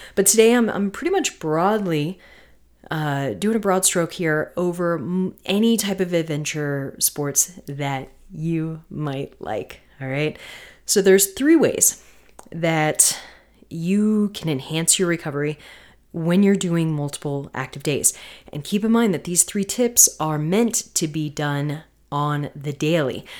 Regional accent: Florida, United States; also born or lived in North Carolina; growing up in Florida and North Carolina

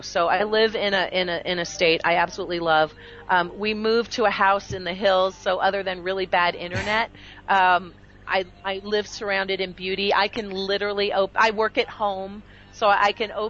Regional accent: Canada; now in United States; I'm now American by choice. I was born Canadian

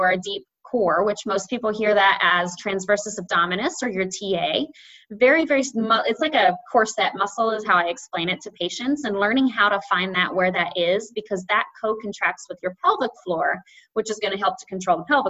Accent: the South, United States; I say diastasis because I'm from the South

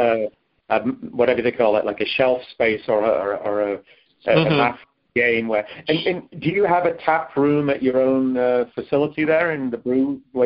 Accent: England, United Kingdom; moved away; I'm from England

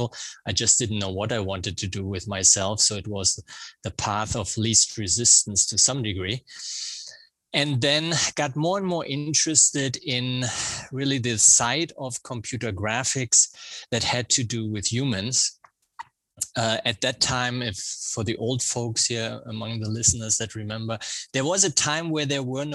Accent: Germany; accent: German; English is a second language; also born or lived in Providence, Rhode Island; now in United States; I have a German accent because that's where I grew up

